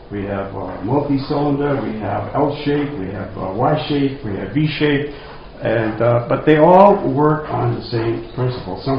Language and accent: English; Rhode Island, United States; I'm from Rhode Island, and I talk funny. so they tell me.